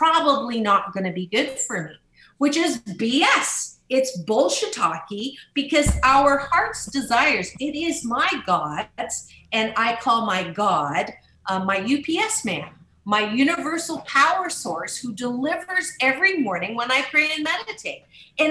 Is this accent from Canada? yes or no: yes; Canada; I was born in Canada